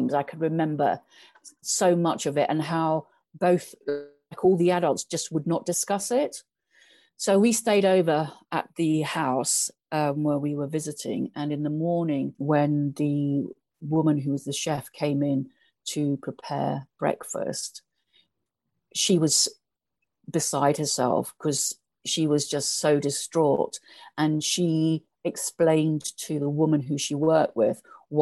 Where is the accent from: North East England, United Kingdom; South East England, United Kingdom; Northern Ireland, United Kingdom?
South East England, United Kingdom; Eastbourne; also born or lived in Hastings / East Africa; Eastbourne, the coast